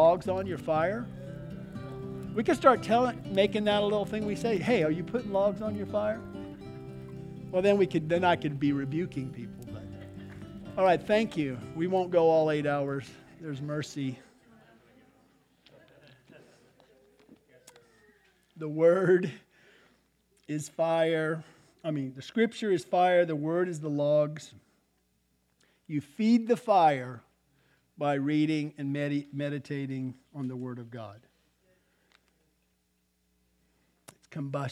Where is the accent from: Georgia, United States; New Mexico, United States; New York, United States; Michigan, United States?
New Mexico, United States; Albuquerque; I grew up in Albuquerque.